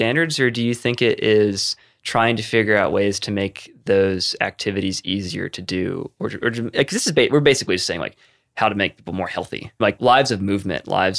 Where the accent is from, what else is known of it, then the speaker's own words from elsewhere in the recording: the South, United States; I come from a place of real privilege, particularly growing up in the South